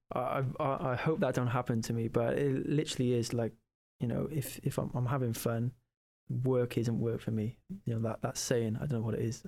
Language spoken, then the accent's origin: English; Cardiff, Wales, United Kingdom; it's my hometown